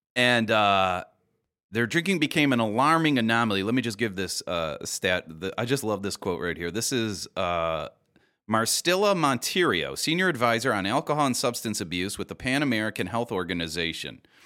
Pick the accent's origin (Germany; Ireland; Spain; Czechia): Ireland; as an Irish person